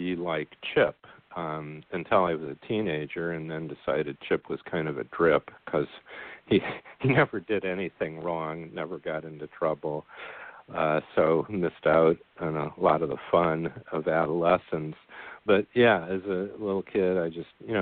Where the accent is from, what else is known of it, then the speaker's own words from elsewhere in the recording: Goshen, Indiana, United States; I grew up in Goshen, Indiana, which when I was growing up, the population was about 10,000